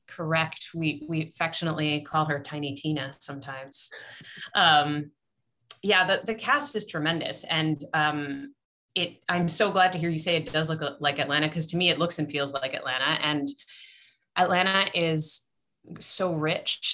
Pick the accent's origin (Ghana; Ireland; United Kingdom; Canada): Canada; moved away; So I'm from Canada. My family in Canada